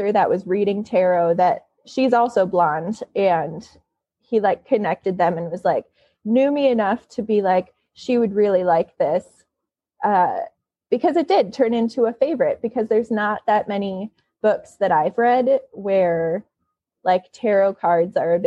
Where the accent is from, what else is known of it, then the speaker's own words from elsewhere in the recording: Michigan, United States; now in California, United States; I'm from Michigan, not Grand Rapids